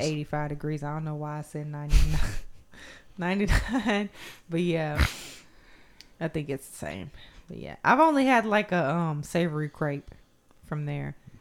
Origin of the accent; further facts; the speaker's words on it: United States; I'm just American